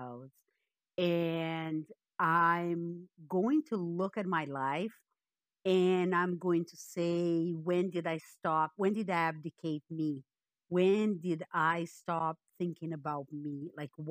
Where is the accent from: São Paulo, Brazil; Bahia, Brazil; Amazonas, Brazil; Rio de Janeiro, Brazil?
Rio de Janeiro, Brazil; moved away as an adult; also born or lived in Peru; now in Canada; I'm born and raised in Brazil. And for the last 40 some odd years, I've lived in Canada.